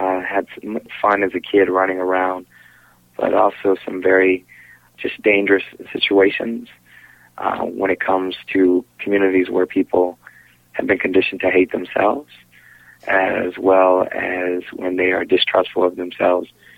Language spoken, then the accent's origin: English; St. Louis, Missouri, United States; also born or lived in Los Angeles, California; I grew up in St. Louis, Missouri